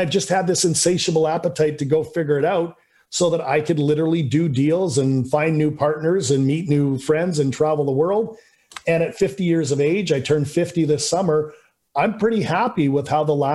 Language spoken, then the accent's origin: English; Canada; I'm just a guy from Canada, you know, grew up middle class